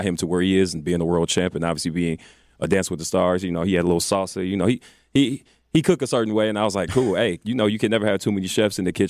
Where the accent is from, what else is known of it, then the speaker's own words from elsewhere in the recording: Milwaukee, Wisconsin, United States; we're all from Milwaukee